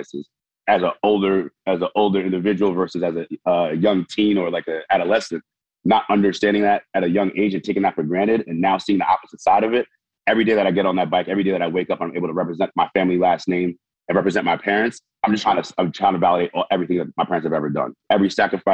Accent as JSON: {"language": "English", "region": "New York", "country": "United States", "tie": "born or raised there", "said": "I was one sacrifice away from growing up in Haiti compared to growing up in New York"}